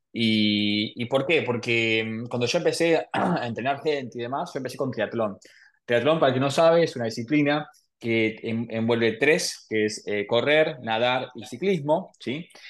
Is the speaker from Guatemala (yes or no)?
no; Buenos Aires, Argentina; Nací en Argentina, en Buenos Aires.